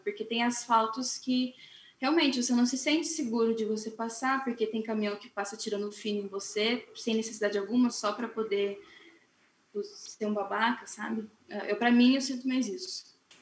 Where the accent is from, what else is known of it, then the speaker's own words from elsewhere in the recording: São Paulo, Brazil; now in Curitiba, Brazil; Eu não sou daqui de Curitiba, sou de São Paulo.